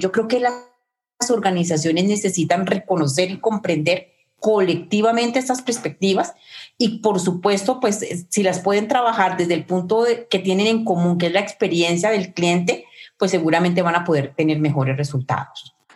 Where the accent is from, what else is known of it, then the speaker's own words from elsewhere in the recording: Colombia; mi propio país, Colombia